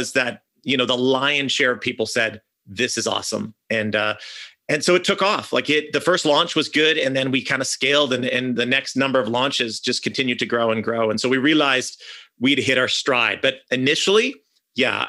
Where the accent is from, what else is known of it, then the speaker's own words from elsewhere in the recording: Canada; I'm from Canada